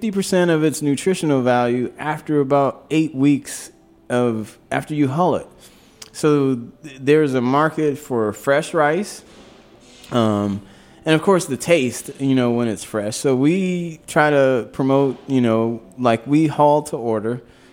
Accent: the South, United States; I grew up in the South

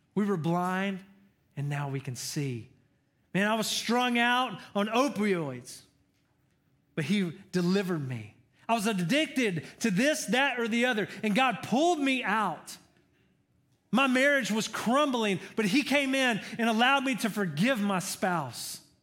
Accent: Georgia, United States; I'm from Georgia. I'm a Georgia boy.

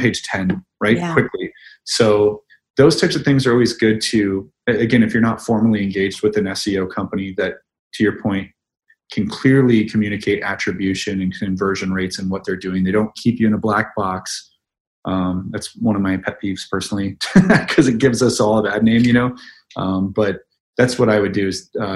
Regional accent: Midwest, United States; That's how I was raised in the Midwest.

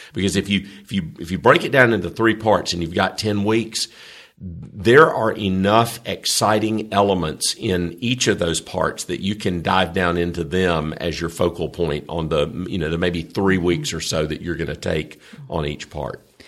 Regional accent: the South, United States; I'm from the South, and Southerners are kind of weird about our people

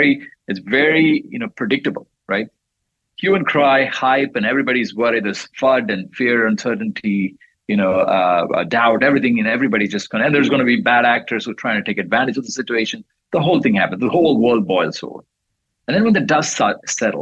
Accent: India; moved away; I was growing up in India

